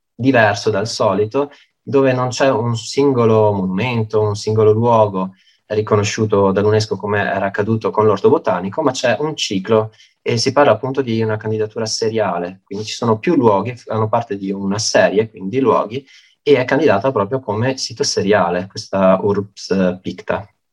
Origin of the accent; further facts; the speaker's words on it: Belluno, Veneto, Italy; moved away as an adult; now in Padua, Italy; io sono beh, di nascita bellunese, sono nato a Belluno e mi sono trasferito durante l'università qua a Padova